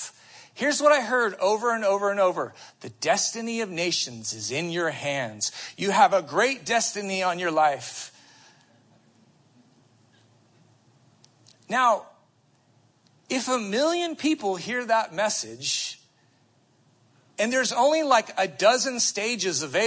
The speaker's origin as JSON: {"language": "English", "country": "United States", "said": "as American Christians"}